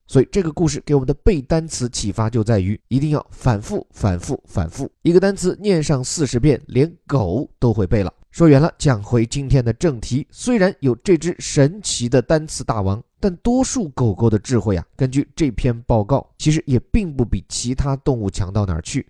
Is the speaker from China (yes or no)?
yes; China; 我们中国人所讲的炖